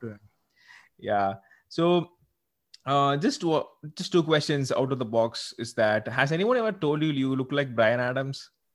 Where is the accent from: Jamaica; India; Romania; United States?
India; South India; I'm actually from South India